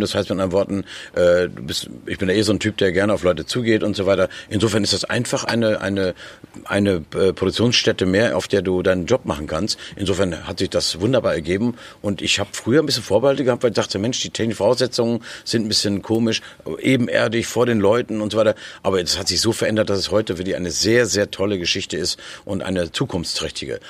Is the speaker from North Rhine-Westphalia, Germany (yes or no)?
no; Nordhorn, Lower Saxony, Germany; moved away as an adult; now in Berlin, Germany; Ich komme aus Nordhorn, da ist ein kleiner Fluss, die Fechte